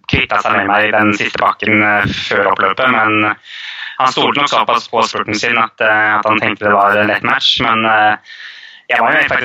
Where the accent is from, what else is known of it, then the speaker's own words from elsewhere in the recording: Norway; siden jeg er norsk